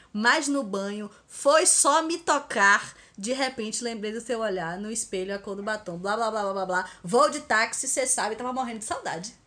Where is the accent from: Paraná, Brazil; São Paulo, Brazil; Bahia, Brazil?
Bahia, Brazil; eu sou muito baiana mesmo